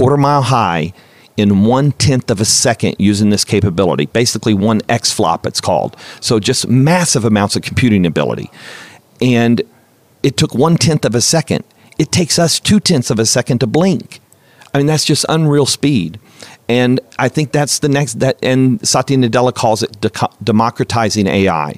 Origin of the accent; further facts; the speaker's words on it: United States; as an American and American football fan